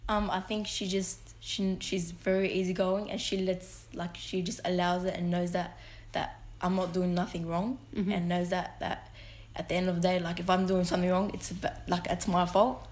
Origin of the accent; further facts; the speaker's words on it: Sydney, New South Wales, Australia; I'm known as a Muslim Lebanese from Western Sydney